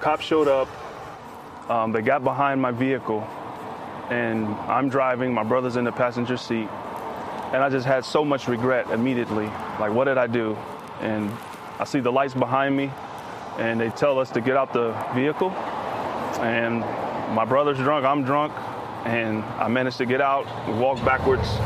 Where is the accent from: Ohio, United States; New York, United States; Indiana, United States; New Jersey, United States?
Indiana, United States; Indianapolis; I grew up in Indianapolis, Indiana